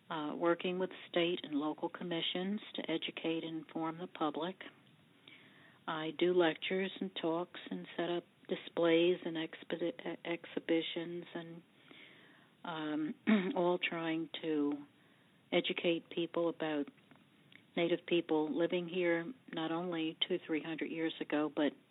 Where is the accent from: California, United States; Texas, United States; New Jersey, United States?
New Jersey, United States; Monmouth County; I grew up here in Monmouth County, where my family has been over 200 years.